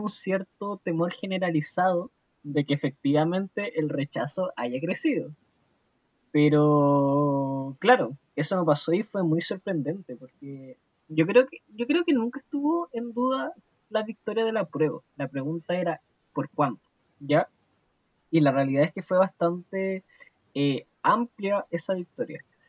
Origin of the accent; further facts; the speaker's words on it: Chile; como muchos chilenos y chilenas